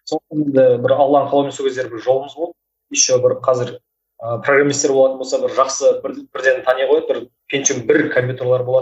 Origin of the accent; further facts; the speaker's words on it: Kyzylorda, Kyzylorda Region, Kazakhstan; мен қызылордаданмын ыыы тоқсан екінші жылғымын